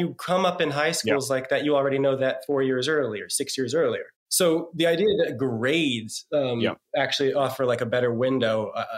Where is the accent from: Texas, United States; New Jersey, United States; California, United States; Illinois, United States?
New Jersey, United States; I'm from New Jersey